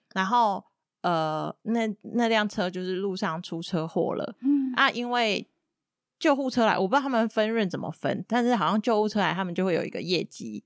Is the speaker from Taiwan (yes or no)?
yes; Taiwan; moved away as an adult; now in Cambodia; 我身为台湾人没有办法跟他们结婚